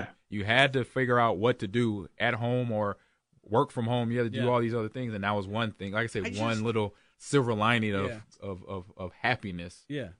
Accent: Los Angeles, California, United States; I grew up in Los Angeles.

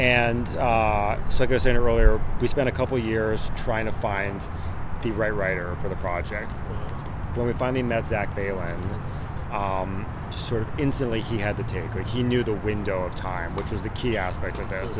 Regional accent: Annapolis, Maryland, United States; moved away as an adult; now in Los Angeles, United States; I'm originally from Annapolis, Maryland, with my with my brother Trevor. He grew up there as well

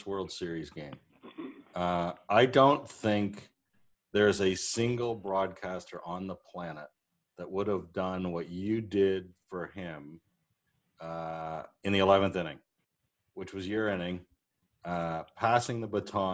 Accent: Toronto, Ontario, Canada; I'm from Toronto.

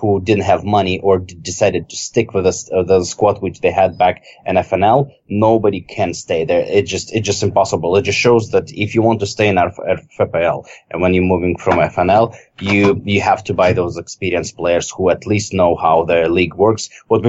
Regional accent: Novosibirsk, Novosibirsk Oblast, Russia; my hometown team, Sibir Novosibirsk

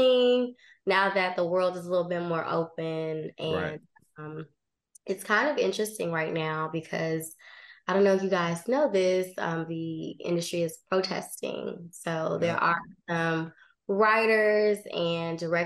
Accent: Chicago, Illinois, United States; moved away; also born or lived in Los Angeles; I was like born on the West Side, like West Loop, Adams, and I guess that was Ashland across the street. And then we moved south when I was like 5. So of my childhood was 59th and Wood Street

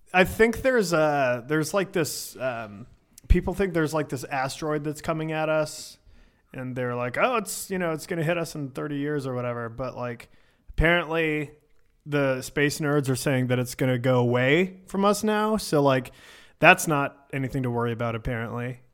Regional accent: Richmond, Virginia, United States; moved away; I am from Richmond, Virginia

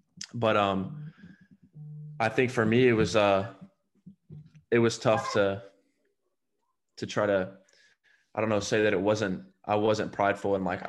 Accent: Alabama, United States; I mean, I came from Alabama.

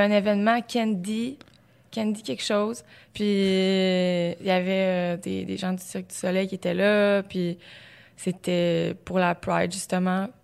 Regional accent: Beauce, Quebec, Canada; moved away as an adult; Ça faisait pas si longtemps que ça que j'étais partie de la Beauce, que j'arrivais à Québec, j'étudiais

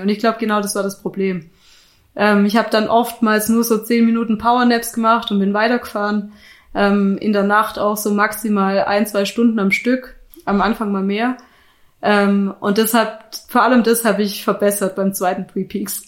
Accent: Black Forest, Baden-Württemberg, Germany; moved away as an adult; also born or lived in Munich, Germany; now in Innsbruck, Austria; ich komme ursprünglich aus dem Schwarzwald, das ist Südwestdeutschland.

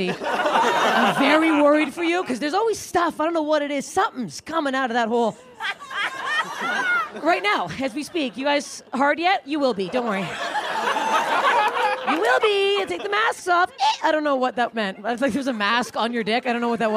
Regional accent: Canada; moved away; I'm Canadian

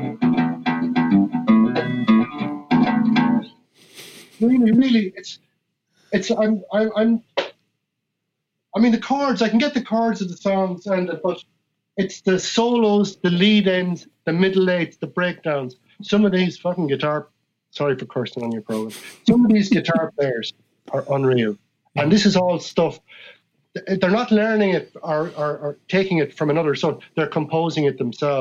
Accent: Ireland; I come from Ireland and that as a human being, I was born into the tradition

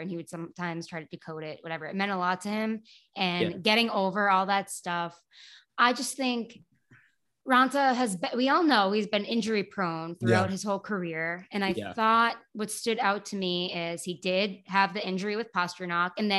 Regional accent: Canton, Massachusetts, United States; I'm from Boston

